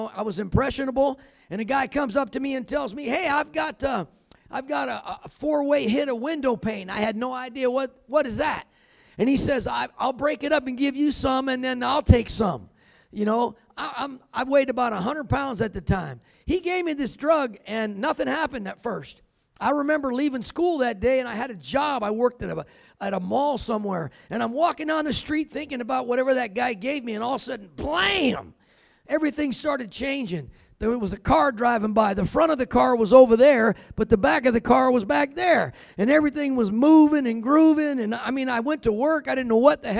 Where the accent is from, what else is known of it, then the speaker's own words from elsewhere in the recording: California, United States; now in Colorado, United States; I'm from California, but I've been living in Colorado